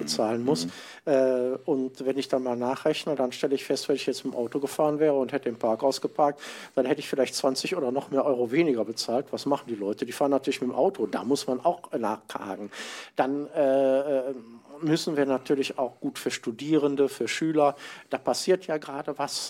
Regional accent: Mönchengladbach, North Rhine-Westphalia, Germany; in Mönchengladbach, um, wo ich herkomme, wo ich mhm. wohne

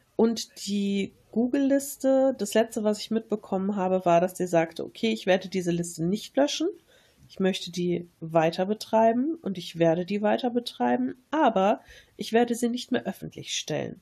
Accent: Germany; als Deutsche

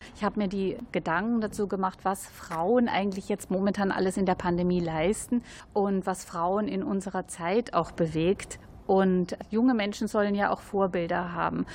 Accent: Austria; now in Germany; ich bin ja Österreicherin

